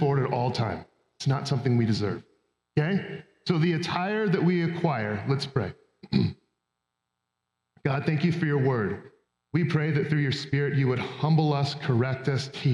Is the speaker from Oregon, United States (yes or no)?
yes; Roseburg, Oregon, United States; I grew up in Roseburg